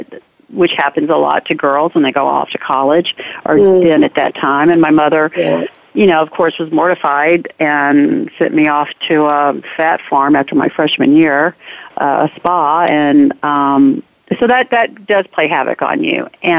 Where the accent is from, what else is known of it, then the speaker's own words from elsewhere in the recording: the South, United States; growing up in the South, in the economic societal bracket I was in, my family was in, you were expected to be a certain way.